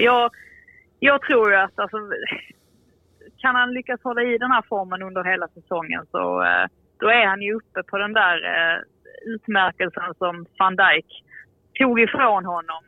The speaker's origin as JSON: {"language": "Swedish", "country": "Sweden", "said": "som svensk"}